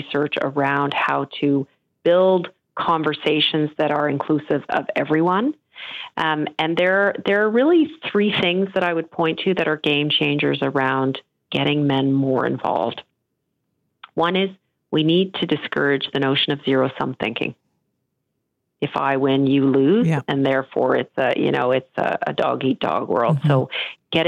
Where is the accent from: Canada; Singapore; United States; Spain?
Canada; also born or lived in Europe / Netherlands; I am an immigrant to Canada, and I am the most fortunate person to have come, to have had my parents bring us here